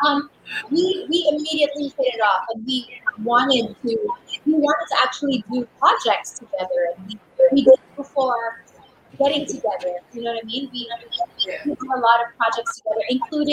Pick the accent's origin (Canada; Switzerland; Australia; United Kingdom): Canada; now in Philippines; I grew up in Canada. I moved here to the Philippines.